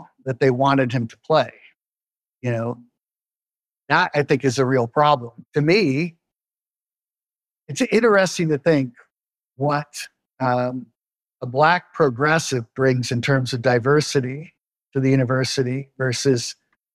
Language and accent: English; Oregon, United States; grew up in Oregon